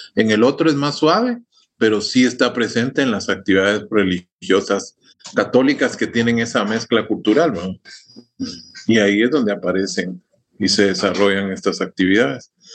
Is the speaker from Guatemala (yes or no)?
yes; Guatemala; yo me siento guatemalteco